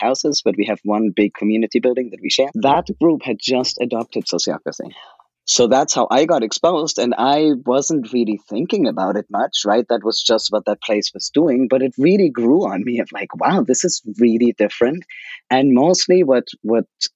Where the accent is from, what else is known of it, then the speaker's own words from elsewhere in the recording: Germany; moved away as an adult; now in United States; I could go back to Germany. I was in the US then for 2 years for work, and I could go back to my home country